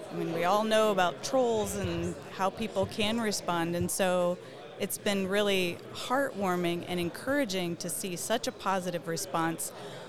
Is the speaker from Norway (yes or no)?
no; Bolivia; born there; my dad and mom served as volunteer teachers in Bolivia, and that happens to be where I was born. So I'm American born abroad, but because I was born there, I actually have a Bolivian and American birth certificate.